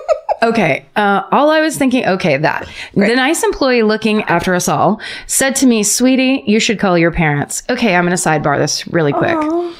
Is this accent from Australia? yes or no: yes; Australia